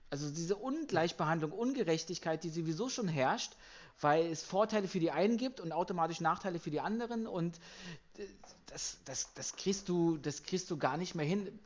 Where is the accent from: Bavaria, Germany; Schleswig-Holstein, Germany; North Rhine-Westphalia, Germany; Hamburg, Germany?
Schleswig-Holstein, Germany; Kiel; Als Kieler bin ich aber auch nicht, äh, dürfte ich auch nicht unnötig sein, weil Halbfinale ist Halbfinale für so einen Kieler Verein.